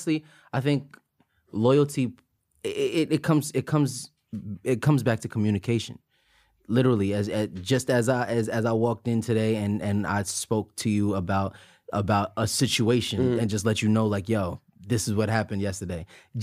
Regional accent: Buffalo, New York, United States; I'm from Buffalo.

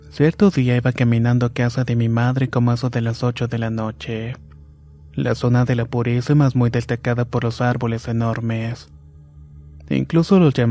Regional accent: Punta Arenas, Magallanes, Chile; Yo soy de Punta Arena, la doceava región.

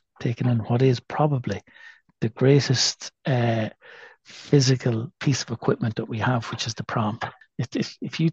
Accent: Athlone, Westmeath, Ireland; now in Galway, Ireland; I'm a Westmead man. I'm an Athlone man

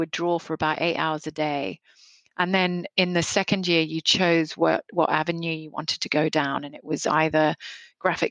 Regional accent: Nairobi, Kenya; now in Australia; I grew up in Nairobi in Kenya, and it was I feel like I had a very fortunate upbringing.

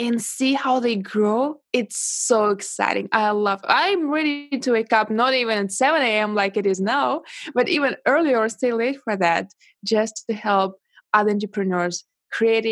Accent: Russia; English is a second language; moved away as an adult; now in China; I was born in Russia and I moved to China 8 years ago.

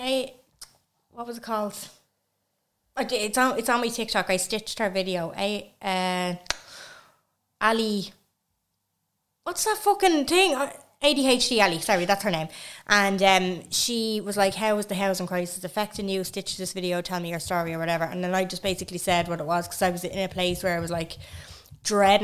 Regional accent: Navan, Leinster, Ireland; I am from Navan

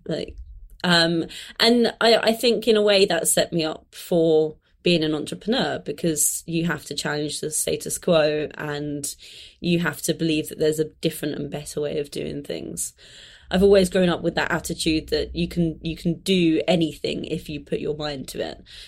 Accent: London, United Kingdom; I grew up in London, but I grew up in kind of southeast London, so slightly on the outskirts of London

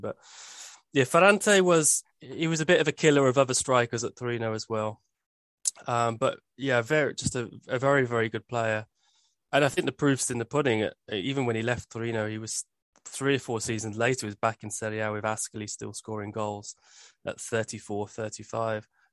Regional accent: Birmingham, West Midlands, United Kingdom; I grew up in Birmingham

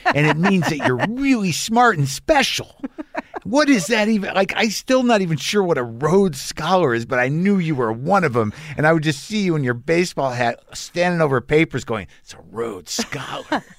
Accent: New Jersey, United States; also born or lived in San Francisco Bay Area; now in Los Angeles, United States; I come from Jersey

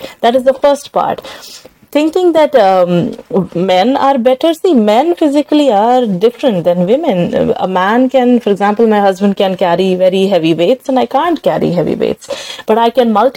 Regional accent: Srinagar, Jammu and Kashmir, India; now in San Francisco, United States; I'm from Srinagar, Kashmir.

